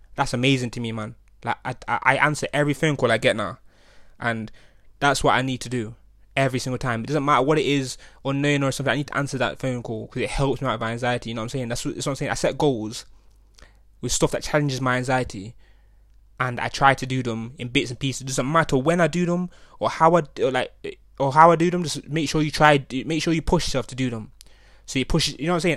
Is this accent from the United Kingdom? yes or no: yes; Nottingham, East Midlands, United Kingdom; growing up in Nottingham